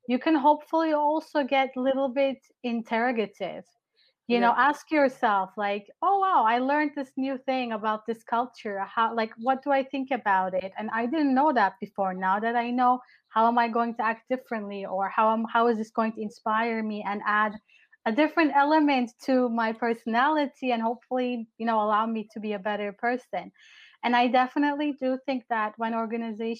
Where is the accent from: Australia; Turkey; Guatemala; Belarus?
Turkey; moved away; I was from Turkey